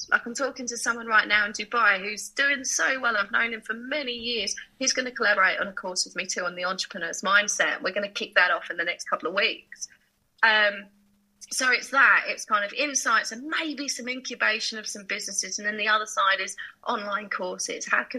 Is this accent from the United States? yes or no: no; Harlow, East of England, United Kingdom; So my mum is Chinese Malaysian. My dad is Anglo-Burmese. And I was born in England. So I grew up on the borders of Essex and Hertfordshire, from a town called Harlow in Essex, which some people call the armpit of Essex